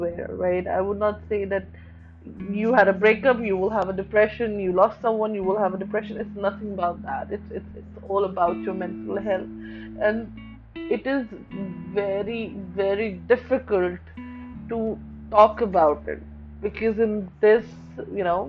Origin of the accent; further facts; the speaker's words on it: New Delhi, Delhi, India; I'm from New Delhi